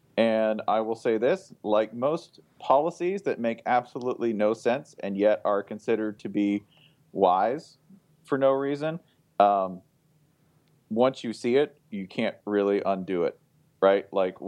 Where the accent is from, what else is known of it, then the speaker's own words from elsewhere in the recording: Wisconsin, United States; Well, yes, I'm from Wisconsin. Why do you ask?